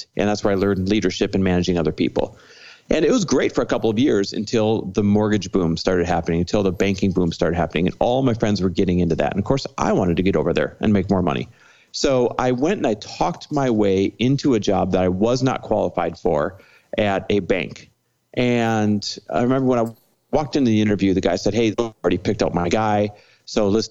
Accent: Midwest, United States; now in Los Angeles, United States; I am Midwest born and raised

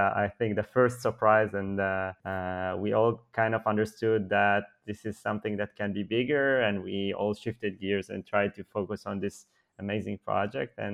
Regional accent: Ramat Gan, Tel Aviv District, Israel; I grew up in Israel, in a city close to Tel Aviv called Ramat Gan, where I live today.

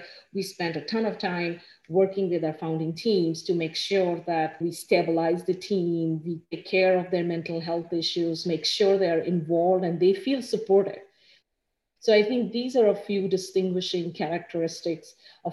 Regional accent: India; moved away as an adult; now in Ann Arbor, United States; I grew up in India, went to school there

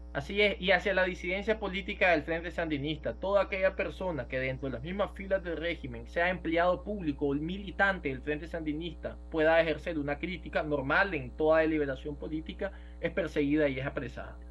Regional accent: Nicaragua; moved away; vamos a volver a Nicaragua

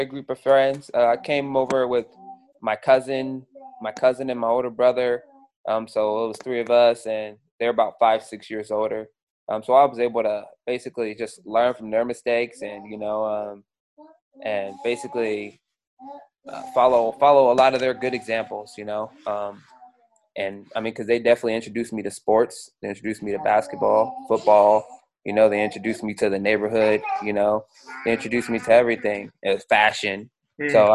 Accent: Seattle, Washington, United States; I grew up in Seattle.

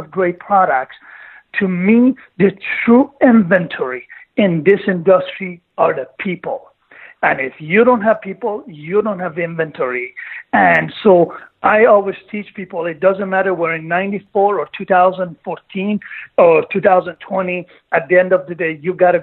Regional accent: Greece; moved away as an adult; also born or lived in Iran / Canada; now in United States; I was born in Iran, and then I grew up through my teenage years. I was growing up in Greece. Then I moved to Canada when I was 18

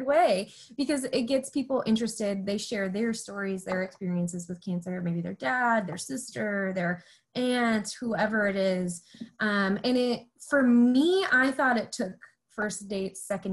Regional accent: Clarkston, United States; at the end of my time in Clarkston, my hometown

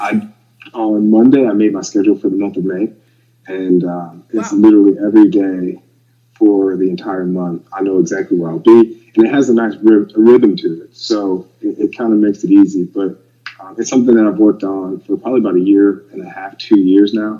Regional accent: Ohio, United States; moved away as an adult; also born or lived in Texas / Virginia / Florida; now in Miami, United States; I was originally from Ohio. It's neither here nor there. I'm from Ohio

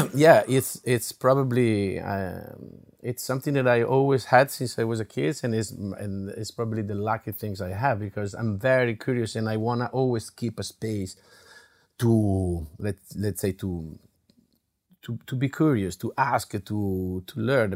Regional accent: Italy; English is a second language; now in United States; In Italy, we have it

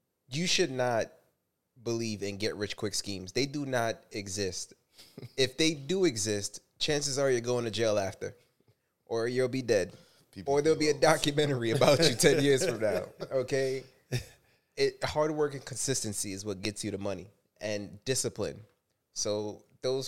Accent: New York, United States; we're from New York and we're all black, you know, all raised in a hood.

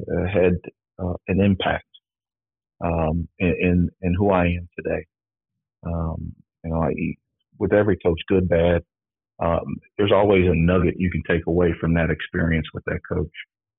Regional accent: Cincinnati, Ohio, United States; growing up in Cincinnati, I grew up in the Kennedy Heights area. Which at the time was predominantly black.

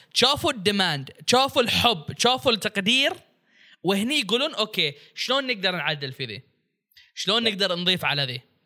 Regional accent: Bahrain; انا بحريني

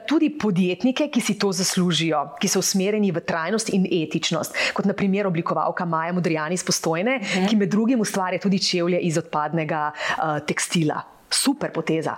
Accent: Slovenia; smo Slovenci

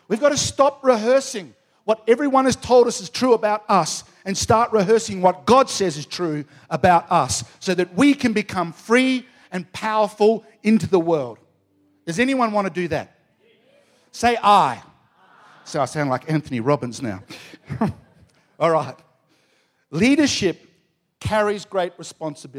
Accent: Australia; I'm an Aussie.

